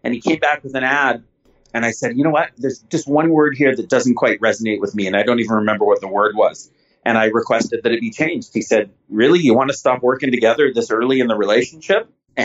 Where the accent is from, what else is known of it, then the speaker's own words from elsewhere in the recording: Canada; I'm a Canadian